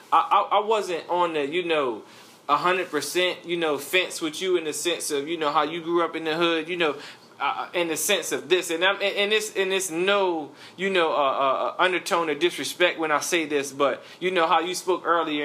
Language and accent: English; Charlotte, North Carolina, United States; I'm from the East Side, so I was playing for Independence High School.